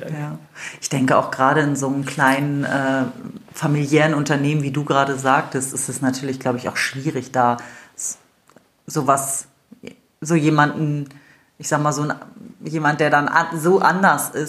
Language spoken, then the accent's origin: German; Wolfsburg, Lower Saxony, Germany; Also ich bin ja in Wolfsburg groß geworden, von daher äh, bin ich ja auch mit vielen Italienern äh, groß geworden